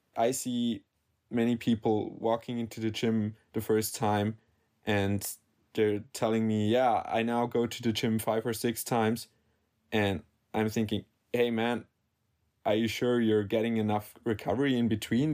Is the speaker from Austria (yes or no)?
yes; Salzburg, Austria; I'm from Salzburg, Austria